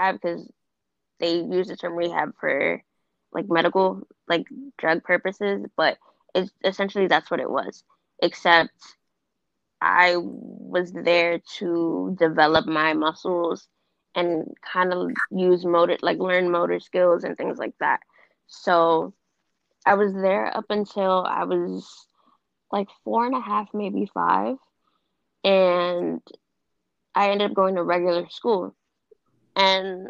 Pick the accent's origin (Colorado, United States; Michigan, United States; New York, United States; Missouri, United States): New York, United States; I'm from New York. I live in the Bronx